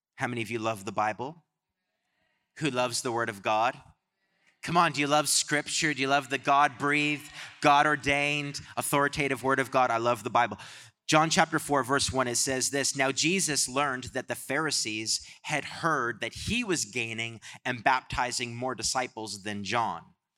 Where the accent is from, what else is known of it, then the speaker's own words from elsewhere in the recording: Canada; I'm from Canada